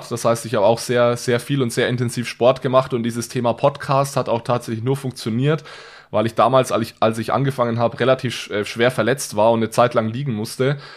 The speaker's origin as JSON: {"language": "German", "region": "Bavaria", "country": "Germany", "accent": "Franconian", "lives_now": "Switzerland", "said": "bin ich also auch Franke ich bin Franke, danke."}